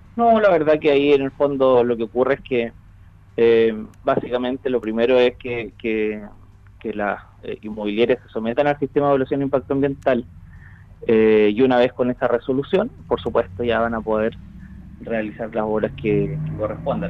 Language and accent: Spanish; Chile; como chilenos